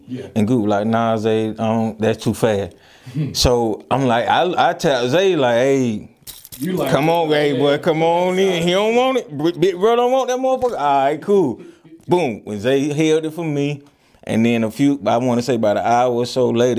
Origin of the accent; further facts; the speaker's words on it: Atlanta, Georgia, United States; I'm from Atlanta